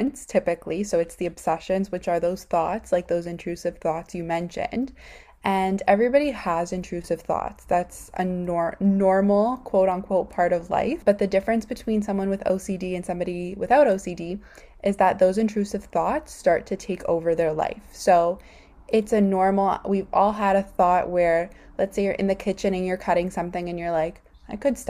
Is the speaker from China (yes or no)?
no; Canada; I'm from Canada